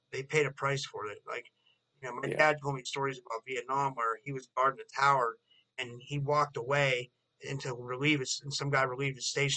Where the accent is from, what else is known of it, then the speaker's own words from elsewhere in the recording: United States; I've been born and raised in America